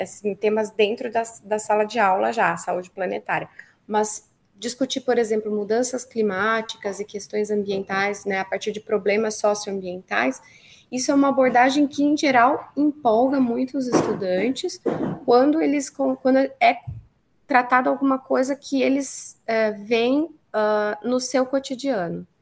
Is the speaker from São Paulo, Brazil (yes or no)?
no; Rio Grande do Sul, Brazil; eu sou aqui do Rio Grande do Sul